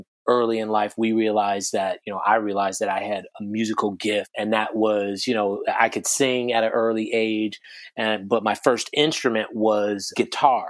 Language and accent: English; Chicago, Illinois, United States; also born or lived in Calumet City, Illinois; I grew up in Chicago, Illinois. I was born in, you know, in Chicago proper, and like fourth grade or so, moved out to the south suburbs in Calumet City.